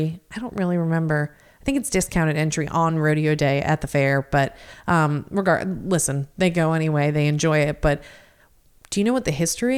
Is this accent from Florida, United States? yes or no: yes; Osceola County, Florida, United States; I grew up in Osceola County